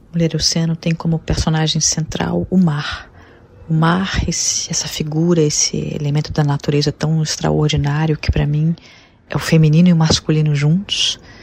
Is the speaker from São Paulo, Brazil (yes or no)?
no; Rio de Janeiro, Brazil; Rio de Janeiro, a cidade onde eu nasci